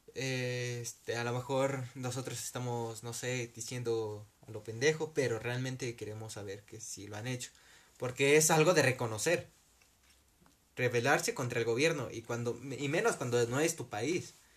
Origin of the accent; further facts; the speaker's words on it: Mexico; como mexicanos